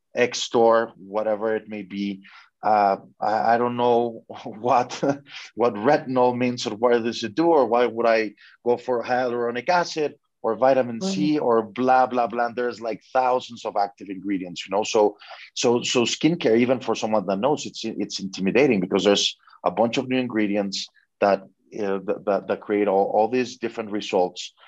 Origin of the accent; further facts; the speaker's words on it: Mexico; I'm from Mexico